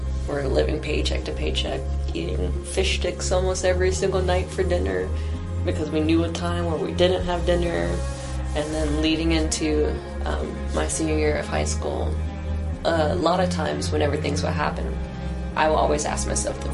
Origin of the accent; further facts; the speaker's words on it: Greenville, South Carolina, United States; also born or lived in Chicago; I grew up in Greenville